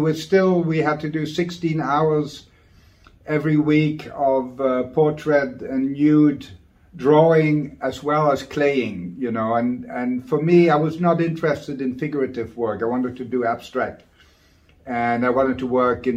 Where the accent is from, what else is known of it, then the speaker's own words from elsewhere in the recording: Maastricht, Limburg, Netherlands; Basically, I'm from Maastricht. It's a town in the Netherlands, an old town